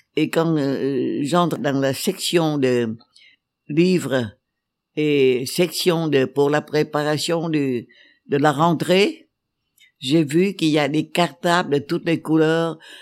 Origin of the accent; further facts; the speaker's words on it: Vietnam; je suis vietnamienne